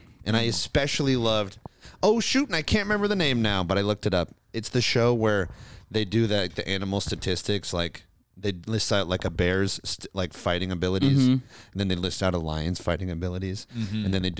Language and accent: English; Kearney, Nebraska, United States; Well, I'm from the Sandhill Crap. Capital.